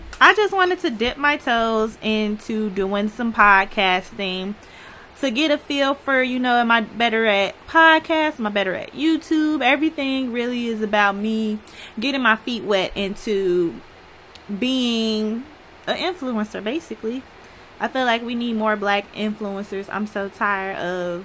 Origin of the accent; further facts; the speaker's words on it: Chicago, Illinois, United States; I'm from Chicago